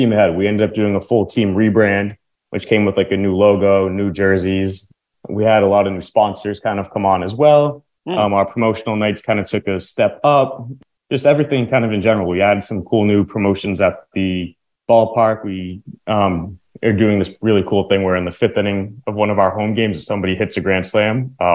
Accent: Lowell, Massachusetts, United States; I grew up in Lowell, Massachusetts

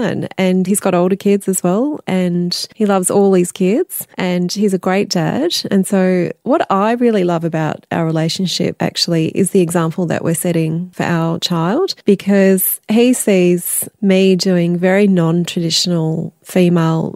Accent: Melbourne, Victoria, Australia; now in Sydney, Australia; I'm from Melbourne originally too.

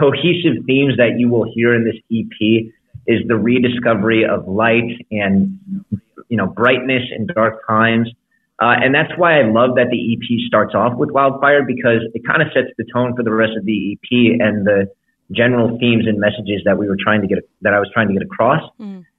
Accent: Chicago, Illinois, United States; now in Los Angeles, United States; I grew up in Chicago. Uh, I live in Los Angeles, but but my heart is still in Chicago sometimes

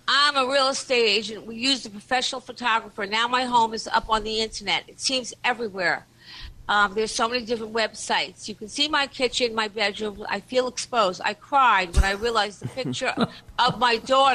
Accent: Long Island, New York, United States; I'm from Long Island.

